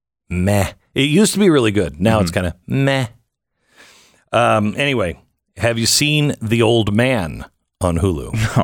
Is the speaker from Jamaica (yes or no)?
no; Canada; I'm Canadian